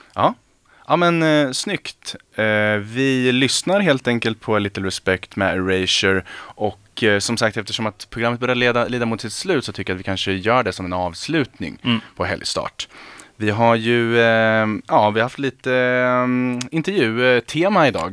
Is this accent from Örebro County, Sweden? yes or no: yes; Örebro, Örebro County, Sweden; jag är ju själv, jag är från Örebro